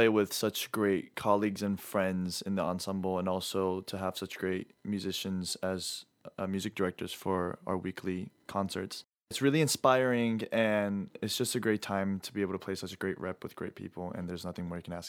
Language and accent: English; Atlanta, Georgia, United States; I'm 18 years old. I'm from Atlanta, Georgia